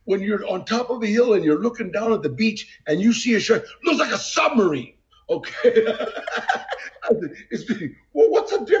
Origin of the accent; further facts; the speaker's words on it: Los Angeles, California, United States; growing up in Los Angeles, you become Los Angeles